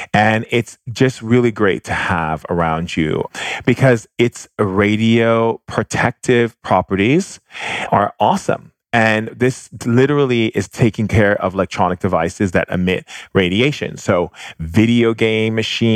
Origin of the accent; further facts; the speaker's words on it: Hawaii, United States; growing up in Hawaii